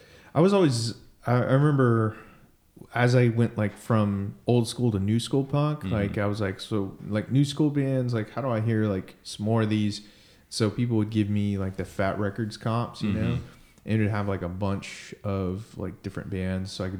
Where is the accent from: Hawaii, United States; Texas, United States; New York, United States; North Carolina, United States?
Texas, United States; Irving; I was born and raised in Tejas